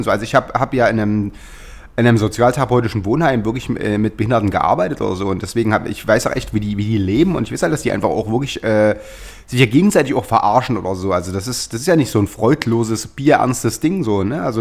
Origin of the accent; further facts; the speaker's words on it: East Germany, Germany; now in West Germany; ich habe mir als Ossi genug blöde Sprüche. Ich bin jetzt seit. Äh, also wir ja zehn Jahre sozusagen in Westdeutschland